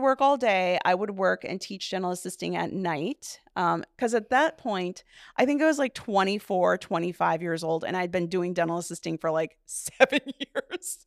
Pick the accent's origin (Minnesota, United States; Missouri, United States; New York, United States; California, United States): Minnesota, United States; Duluth; also born or lived in Hammond, Indiana; So I was eighteen months old when we moved here, and my sister then, I have one sibling, my sister, she is two and a half years younger than me, um, she was born in Duluth, and so I was raised in Duluth